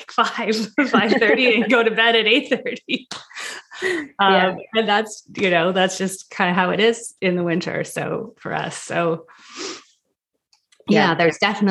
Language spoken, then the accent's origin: English; Canada; also born or lived in France; now in New York, United States; I'm from Canada